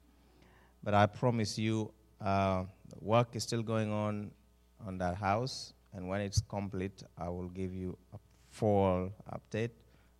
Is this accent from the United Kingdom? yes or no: no; Uganda; moved away as an adult; also born or lived in Oregon coast; now in Oregon, United States; born and raised in Uganda, somewhere in East Africa.